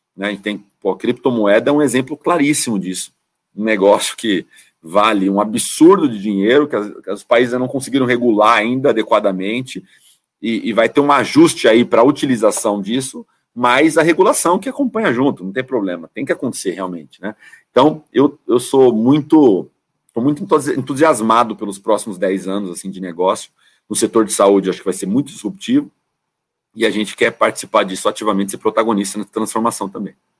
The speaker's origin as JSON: {"language": "Portuguese", "town": "São Bernardo do Campo", "region": "São Paulo", "country": "Brazil", "said": "Sou de São Bernardo do Campo, né? A grande ABC, São Paulo"}